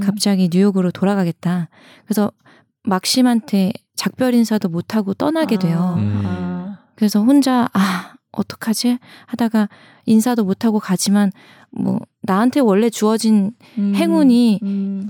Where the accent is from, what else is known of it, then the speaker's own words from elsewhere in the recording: Chungju, North Chungcheong, South Korea; 제가 고향이 충주예요.